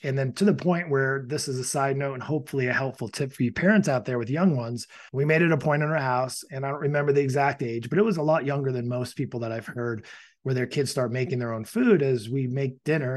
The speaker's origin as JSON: {"language": "English", "country": "Ireland", "said": "I am Irish"}